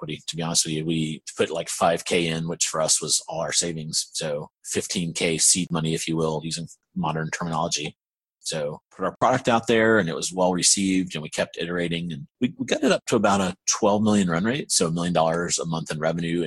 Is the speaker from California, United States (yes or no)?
no; Aiken, South Carolina, United States; moved away as an adult; now in Raleigh, United States; I'm actually from South Carolina. There's a little town called Aiken.